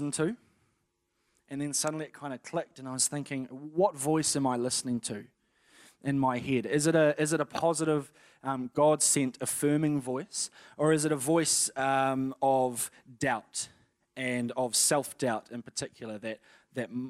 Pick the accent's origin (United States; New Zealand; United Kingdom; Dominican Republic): New Zealand; Napier, Hawke's Bay; I was born in Napier on the 1st of April, 1988, in the afternoon